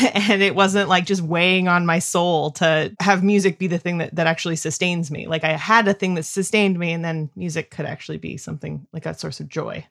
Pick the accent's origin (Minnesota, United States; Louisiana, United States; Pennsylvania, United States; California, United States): California, United States; Northern; moved away as an adult; also born or lived in Denton, Texas / Chicago; now in North Carolina, United States; grew up in Northern California, like Redwoods